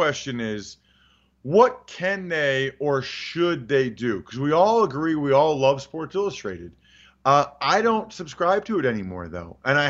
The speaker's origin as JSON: {"language": "English", "town": "Reading", "region": "Pennsylvania", "country": "United States", "said": "I'm from Reading, Pennsylvania, and I love Reading, Pennsylvania. I love where I'm from."}